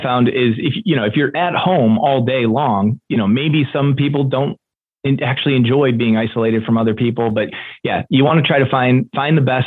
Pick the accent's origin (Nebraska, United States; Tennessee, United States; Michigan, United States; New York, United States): Michigan, United States; East Lansing; I live in East Lansing, Michigan, which is a university town. So Michigan State University is in my hometown.